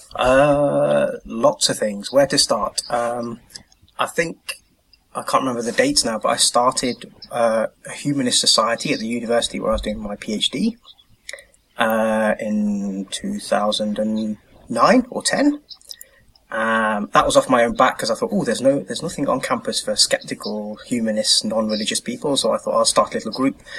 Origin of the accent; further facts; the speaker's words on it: United Kingdom; moved away as an adult; now in Norway; being a British humanist